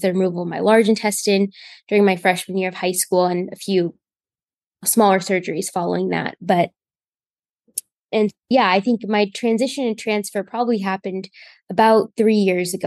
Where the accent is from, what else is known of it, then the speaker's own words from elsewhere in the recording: Indiana, United States; I am from Indiana. I've gotten care in Indiana my whole life